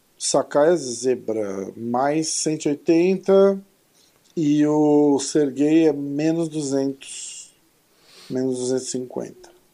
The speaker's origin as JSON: {"language": "Portuguese", "country": "Brazil", "said": "sou brasileiro"}